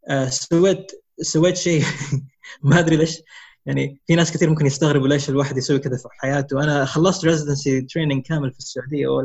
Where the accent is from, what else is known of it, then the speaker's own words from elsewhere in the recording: Riyadh, Riyadh Province, Saudi Arabia; also born or lived in Bloomington, Indiana, United States; انا مولود في امريكا انولدت في امريكا في بلومنتون انديانا آه، في 79 آه نقلت على الرياض اول ما انولدت كان اول اول ما نقلت على الرياض كان عمري خمس سنين